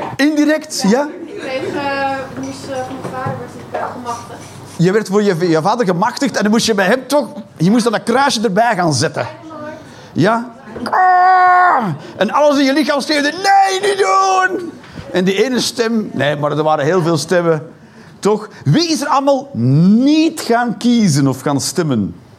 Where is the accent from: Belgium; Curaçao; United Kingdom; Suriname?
Belgium; Flanders; Ik ben een Belg, een slash, een Vlaming.